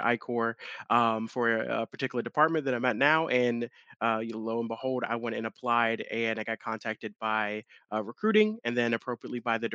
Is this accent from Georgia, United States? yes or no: no; Long Island, New York, United States; now in Charlotte, United States; I'm originally from Long Island, New York, moved down to Charlotte many years ago